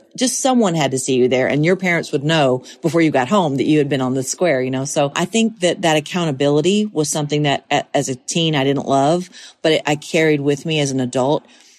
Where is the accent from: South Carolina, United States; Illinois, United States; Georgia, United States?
Georgia, United States; Monticello; now in Tennessee, United States; I'll always be from Monticello, Georgia.